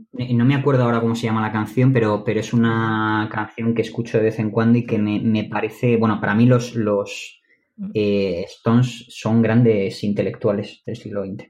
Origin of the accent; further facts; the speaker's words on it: Madrid, Community of Madrid, Spain; Yo soy de Madrid